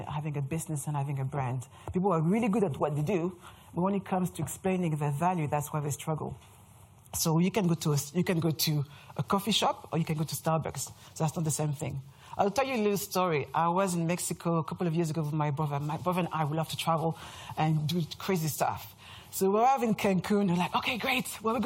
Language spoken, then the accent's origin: English; France; accent: French; English is a second language; moved away as an adult; now in London, United Kingdom; As you can hear from my accent, I'm French